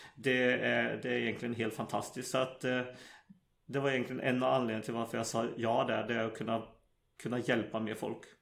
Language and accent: Swedish; Sweden; moved away as an adult; now in Norway; jag växte upp i Sverige